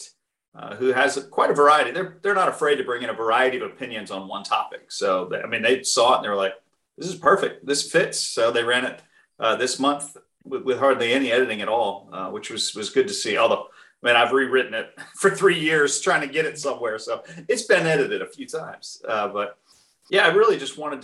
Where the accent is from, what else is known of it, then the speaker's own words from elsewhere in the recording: New England, United States; moved away; also born or lived in Southern United States; I was raised Baptist in New England, and then I moved to the South